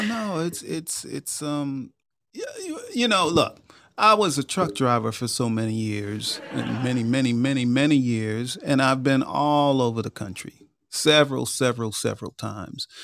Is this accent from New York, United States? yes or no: yes; Long Island, New York, United States; moved away as an adult; I grew up in New York. I grew up in Long Island. I was there for the first twenty-two years of my life